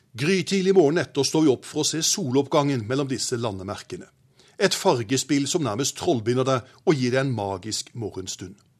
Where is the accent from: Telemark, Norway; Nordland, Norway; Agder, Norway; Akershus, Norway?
Agder, Norway; Arendal; min hjemby Arendal